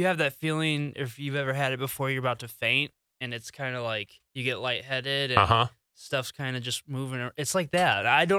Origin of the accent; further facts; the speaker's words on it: Wichita, Kansas, United States; I was born in Wichita, Kansas.